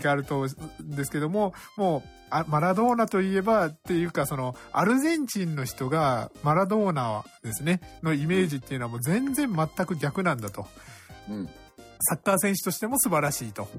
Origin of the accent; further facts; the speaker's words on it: Kitakyushu, Fukuoka, Japan; 僕はあの、小倉出身なので